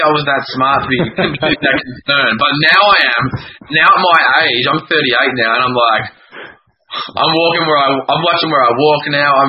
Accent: country Victoria, Australia; also born or lived in Melbourne; I just my nana found classes in my hometown, and I'm I'm from country Victoria, uh, an hour an hour and a bit from Melbourne

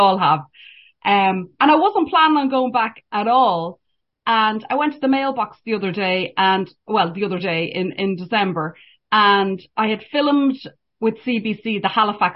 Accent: Ireland; accent: Irish; moved away as an adult; now in Canada; just being Irish, having, well, I'm here 10 years now

